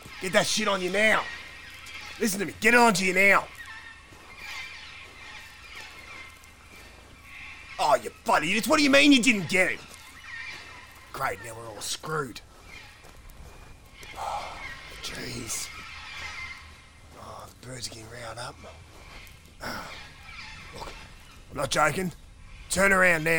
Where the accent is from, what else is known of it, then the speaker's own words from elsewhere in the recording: Australia; As an Aussie